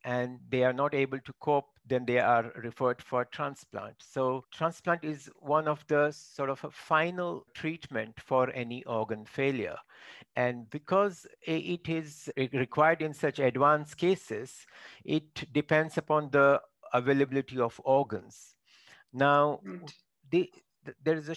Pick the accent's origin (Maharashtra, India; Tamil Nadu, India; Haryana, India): Maharashtra, India; Mumbai, coastal; first language Marathi; English is a second language; moved away as an adult; also born or lived in Konkan / Birmingham, United Kingdom; I am from Konkan region, which is coastal Maharashtra, western part, and that is right. where I grew up.